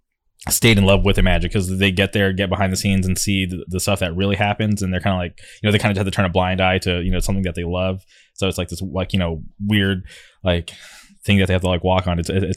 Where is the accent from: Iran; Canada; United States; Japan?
United States; Palm Springs, California; moved away as an adult; now in Orange County, United States; as somebody who didn't grow up like local to like the Orange County area, I grew up in the Palm Springs area. Like moving out here 10 years ago